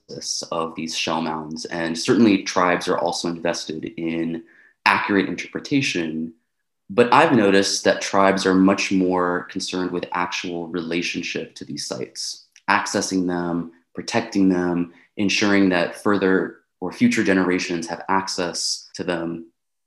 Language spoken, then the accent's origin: English; San Francisco Bay Area, California, United States; I was born and raised in the San Francisco Bay Area, but my family is originally from Nicaragua, El Salvador, and Mexico